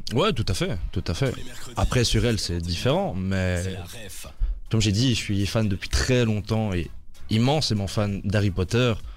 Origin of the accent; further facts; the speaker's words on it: Brussels, Brussels-Capital Region, Belgium; de Bruxelles aussi, 24 ans